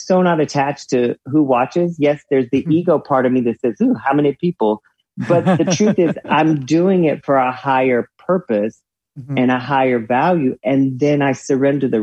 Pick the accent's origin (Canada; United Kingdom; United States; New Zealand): United States; the South; growing up in the South